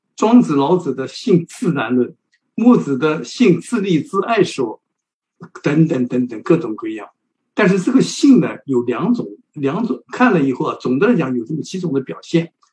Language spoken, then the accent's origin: Chinese; China; 我们中国人